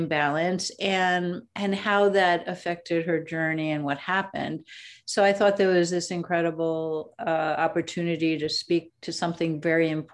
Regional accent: New York City, New York, United States; I was born in the Bronx in New York City. I went to public schools, which included music and art and the Conservatory of Music at Brooklyn College. But most of my life actually was learned on the streets of New York

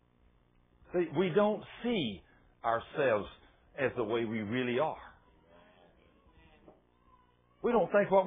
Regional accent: Goldthwaite, Texas, United States; born or raised there; moved away

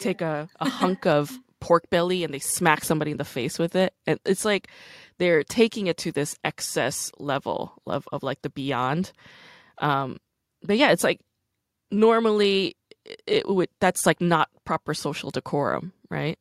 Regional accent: New York, United States; also born or lived in South Korea / New Jersey; I wasn't born in the States. I was born in Korea. And then, you know, I moved to Brooklyn

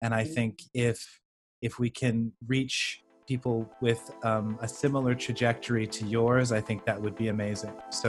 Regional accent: Canada; accent: Canadian; I was pretty shy in public to reveal my Canadian accent because, you know, everybody would look at me and say, where are you from, America?

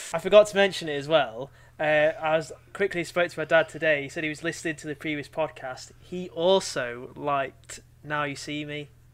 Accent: Cumbria, North West England, United Kingdom; growing up in Cumbria in the Shire

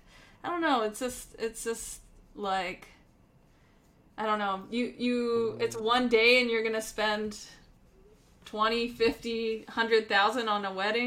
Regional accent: Pennsylvania, United States; born or raised there; moved away

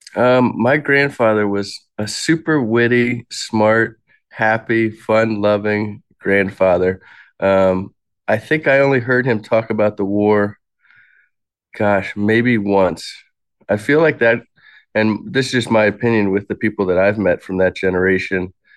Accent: Alexandria, Virginia, United States; moved away; I was born in Alexandria, Virginia, in nineteen eighty-seven

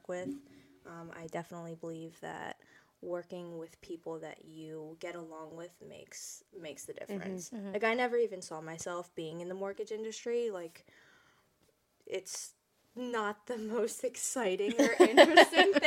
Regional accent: Mount Laurel, New Jersey, United States; also born or lived in Delran; I grew up in Mount Laurel, was there for pretty much my whole life

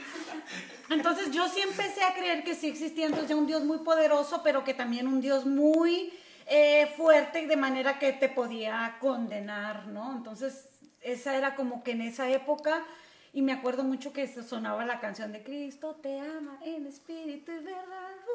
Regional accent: Tijuana, Baja California, Mexico; yo nací aquí en Tijuana, soy tijuanense de corazón

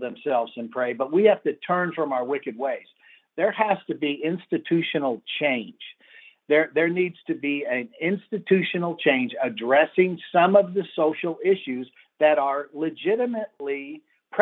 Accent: Los Angeles, California, United States; I was raised in Los Angeles in the 60s during the Watts riots

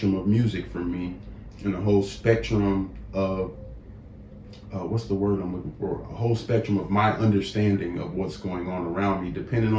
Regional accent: Inglewood, California, United States; growing up in Inglewood

